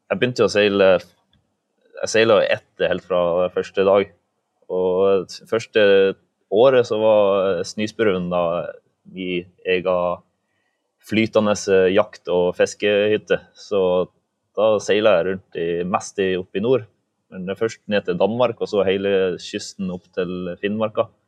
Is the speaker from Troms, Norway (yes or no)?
yes; Balsfjord, Troms, Norway; also born or lived in Svalbard